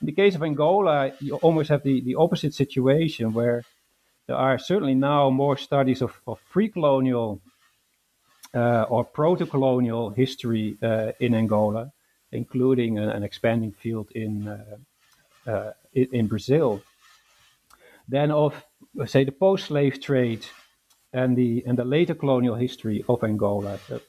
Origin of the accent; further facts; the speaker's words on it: Netherlands; English is a second language; So I was born in the Netherlands and raised in the Netherlands. I studied at the University of Amsterdam